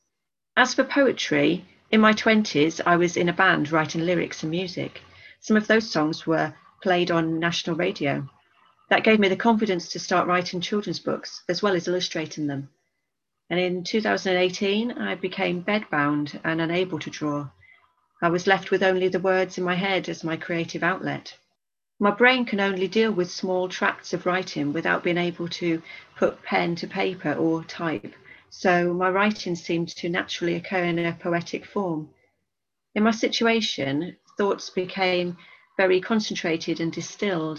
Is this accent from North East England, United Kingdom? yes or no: yes; Darlington, North East England, United Kingdom; moved away; also born or lived in Bristol; I'm originally from Darlington